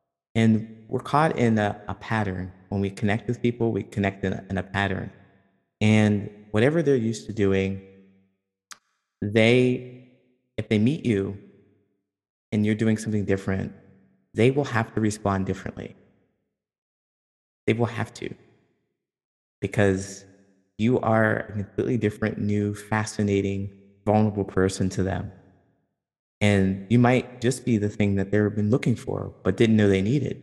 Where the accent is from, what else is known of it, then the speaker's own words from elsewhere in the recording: Ohio, United States; I'm from Ohio